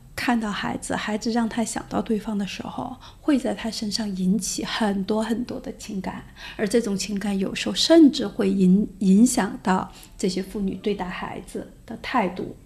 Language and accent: Chinese; China; 如果作为一个中国人像你这样的呃形象走在世界上来说的话，那我们就会觉得我们这个国家只是靠那些东西强大